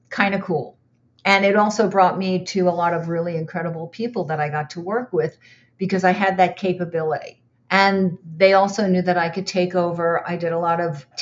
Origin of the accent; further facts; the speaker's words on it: United States; moved away as an adult; also born or lived in Boston; now in Los Angeles, United States; I'm from the New York, New Jersey area